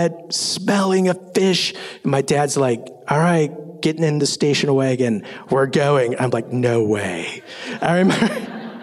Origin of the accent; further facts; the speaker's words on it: Minnesota, United States; I grew up in Minnesota